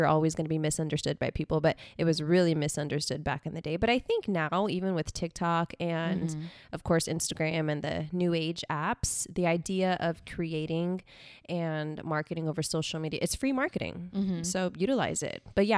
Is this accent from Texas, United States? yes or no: yes; Corpus Christi, Texas, United States; I was born and raised in Corpus Christi. Okay. So that's where … is from.